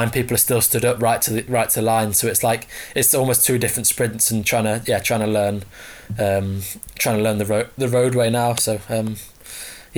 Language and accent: English; Barton-le-Clay, East of England, United Kingdom; I've been in Barton Le Clos